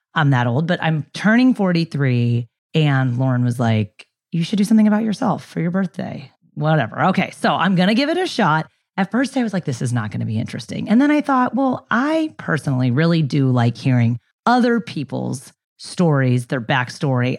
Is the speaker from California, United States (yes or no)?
yes; San Diego, California, United States; also born or lived in Ilam, Nepal / Bay Area, California; moved home fr-, to San Diego from the Bay Area